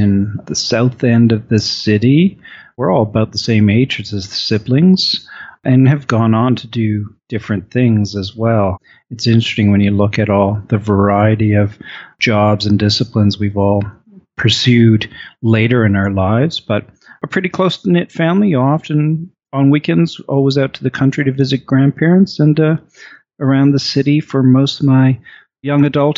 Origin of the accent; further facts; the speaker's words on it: Halifax, Nova Scotia, Canada; I grew up in Halifax, Nova Scotia.